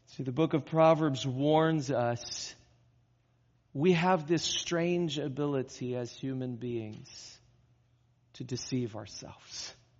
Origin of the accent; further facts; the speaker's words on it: California, United States; moved away; I grew up in California